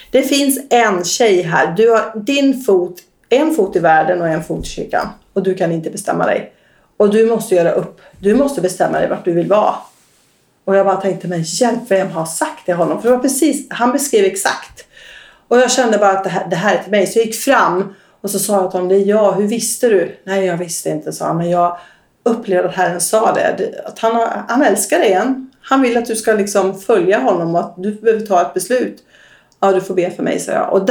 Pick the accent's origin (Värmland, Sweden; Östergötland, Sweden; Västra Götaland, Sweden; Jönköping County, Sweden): Västra Götaland, Sweden; accent: västgötska; Jag kommer från Västergötland.